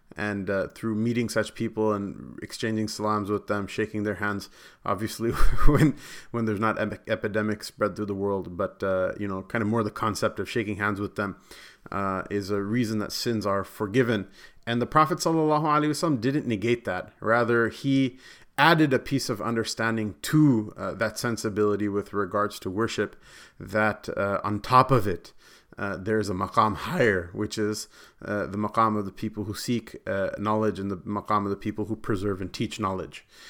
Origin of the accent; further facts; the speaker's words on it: Punjab, Pakistan; Not only am I from Pakistan, but I'm also Punjabi, and I go, "I'm also Arain."